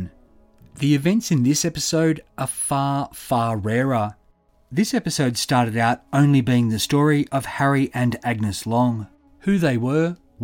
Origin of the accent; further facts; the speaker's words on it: Sydney, New South Wales, Australia; I was born in Sydney, adopted when I was a few weeks old